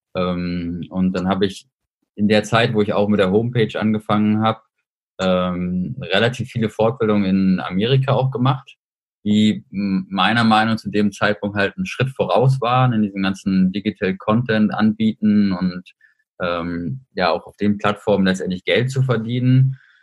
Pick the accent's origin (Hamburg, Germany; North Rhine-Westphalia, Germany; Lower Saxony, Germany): Hamburg, Germany; moved away as an adult; now in Saarbrücken, Germany; bin jetzt hier im Homeoffice in meiner Heimatstadt Hamburg